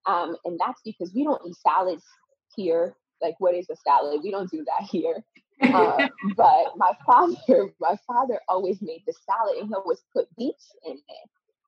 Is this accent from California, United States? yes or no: no; Connecticut, United States; And from that time, I grew up in Connecticut from 10 till about 17 years old. I grew up in Connecticut.